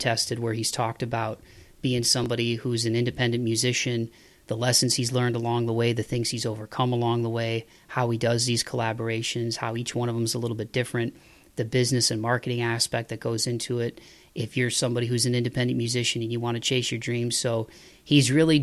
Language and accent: English; Toledo, Ohio, United States; now in Nashville, United States; I am a, 419er till I die, growing up in Toledo, Ohio.